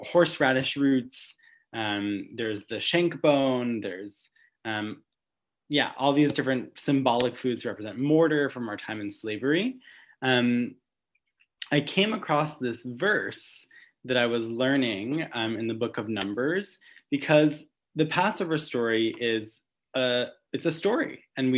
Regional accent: Long Island, New York, United States; now in New York City, United States; I grew up in Long Island

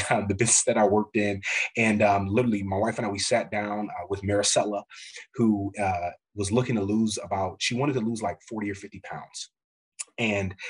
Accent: Midwest, United States; growing up in the Midwest, but my family's from the South, Como, Mississippi, Memphis area

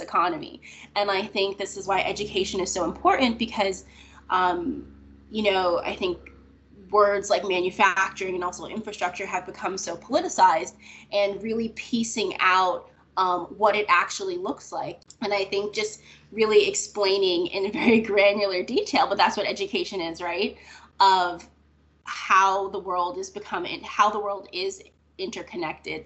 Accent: Florida, United States; I grew up in Florida

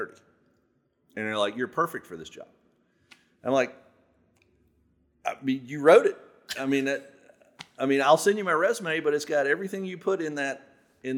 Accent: Southern Virginia, United States; I grew up here. I lived in Southern Virginia my whole life

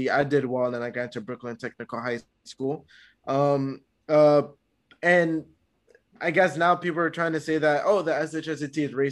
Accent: Canada

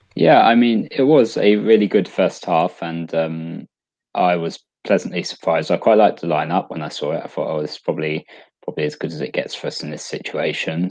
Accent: England, United Kingdom; as a English football fan

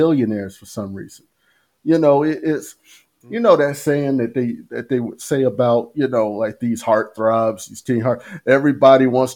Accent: United States; I grew up in the United States. I was born here.

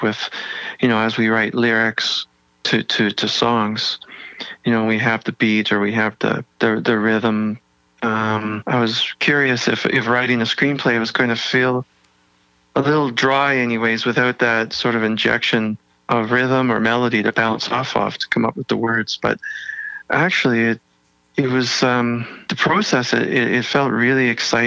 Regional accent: Toronto, Ontario, Canada; moved away as an adult; also born or lived in Vancouver; when I was 18, and I moved from Toronto to Vancouver.

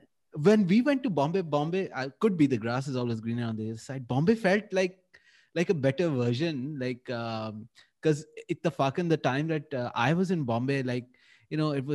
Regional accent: Karachi, Sindh, Pakistan; also born or lived in Lahore; I'm from Karachi. I went and studied in Lahore

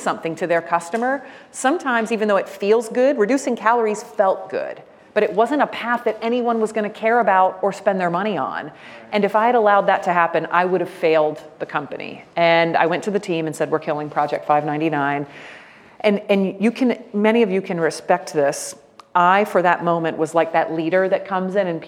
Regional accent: Jacksonville, Florida, United States; I grew up in Jacksonville, Florida, on the north side

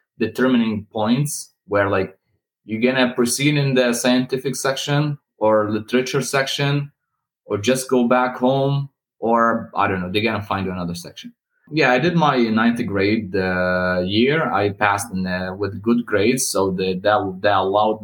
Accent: Suran, Hama Governorate, Syria; moved away as an adult; now in Ottawa, Canada; I was born in the central area in a small city, relatively old, and not like in the center of Hama, but in a neighboring city. It's called Soran

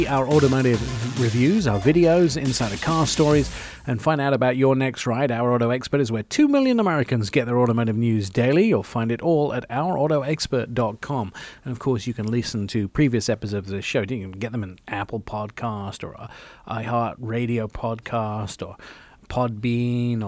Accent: England, United Kingdom; moved away; I grew up in England

